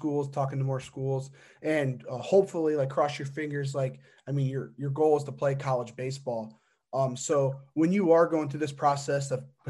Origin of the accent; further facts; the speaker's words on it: Indiana, United States; I'm from Indiana, go to Indiana University.